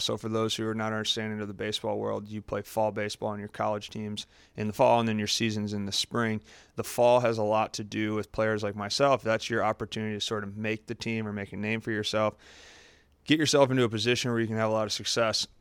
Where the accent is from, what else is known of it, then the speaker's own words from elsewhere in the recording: Farmington, Michigan, United States; also born or lived in Columbus, Ohio; I grew up, I grew up in Michigan, Farmington, Michigan is where I grew up.